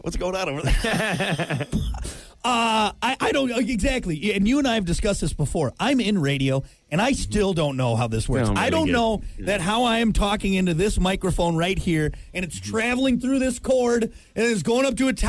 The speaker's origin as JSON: {"language": "English", "region": "New York", "country": "United States", "accent": "New York", "said": "The accent we find least sexy. Hey, I'm from New York."}